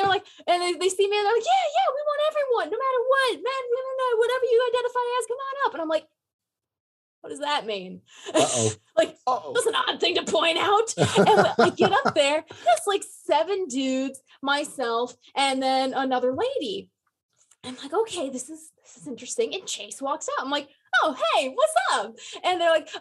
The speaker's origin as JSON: {"language": "English", "region": "Michigan", "country": "United States", "moved": "yes", "lives_now": "Sioux City, United States", "said": "I'm from Michigan"}